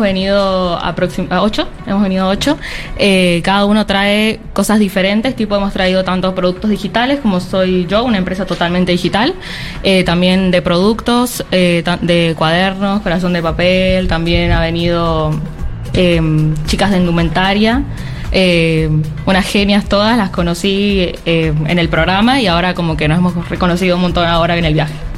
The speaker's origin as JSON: {"language": "Spanish", "region": "San Juan", "country": "Argentina", "said": "Sí, soy de la provincia de San Juan, nos vinimos y estamos muy contentos de estar acá."}